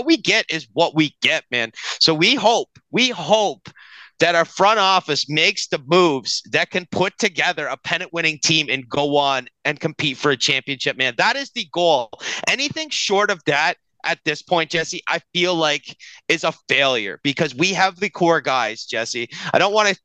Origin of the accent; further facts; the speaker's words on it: Canada; We love being Canadian and cheering for the Toronto Blue Jays.